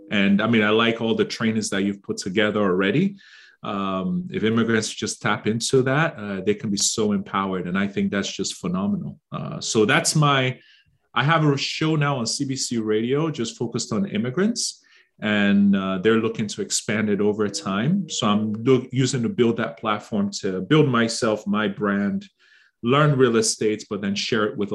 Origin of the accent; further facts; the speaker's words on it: Nigeria; moved away; I moved from Nigeria five years ago.